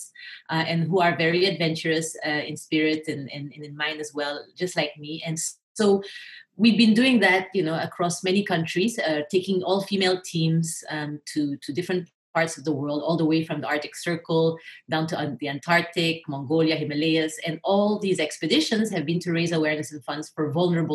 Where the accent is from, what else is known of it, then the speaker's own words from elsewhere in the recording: Philippines; also born or lived in Japan / United States / Europe; now in Singapore; I grew up in the Philippines. So my mother's Filipina, my father's French and Swiss. But I grew up most of my early years in the Philippines